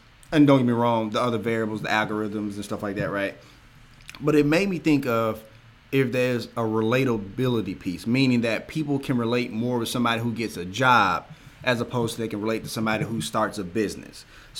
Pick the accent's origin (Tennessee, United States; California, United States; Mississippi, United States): Tennessee, United States; Memphis; I'm a skinny black kid from South Memphis